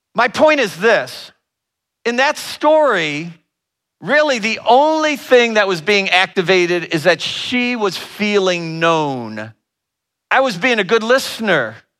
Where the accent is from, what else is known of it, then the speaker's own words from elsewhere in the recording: Northern Ohio, United States; I'm from the Northern Ohio area